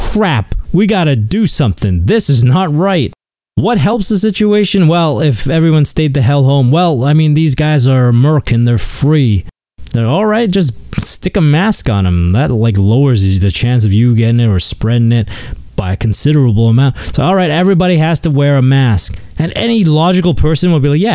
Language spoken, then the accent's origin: English; Canada